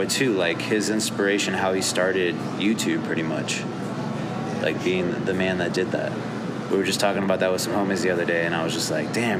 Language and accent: English; Fort Scott, Kansas, United States; I went to high school in Kansas, so I feel you. Fort Scott, small ass town.